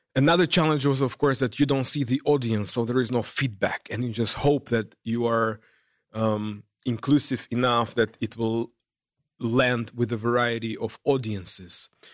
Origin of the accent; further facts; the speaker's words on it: Uzbekistan; moved away as an adult; now in Netherlands; I come from Uzbekistan, a Central Asian country